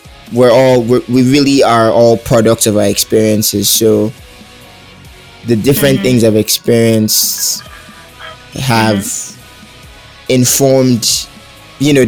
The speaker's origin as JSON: {"language": "English", "town": "Port Harcourt", "region": "Rivers State", "country": "Nigeria", "tie": "born or raised there", "said": "I was born in Port Harcourt City, mm-hmm. here in Nigeria"}